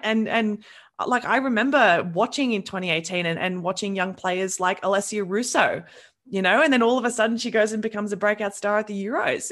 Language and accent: English; New South Wales, Australia; I'm from New South Wales